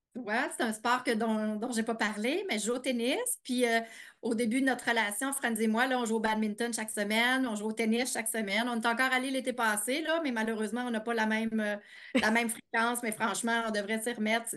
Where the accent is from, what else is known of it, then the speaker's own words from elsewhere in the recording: Eastern Townships, Quebec, Canada; moved away as an adult; also born or lived in Montreal; j'ai grandi en Estrie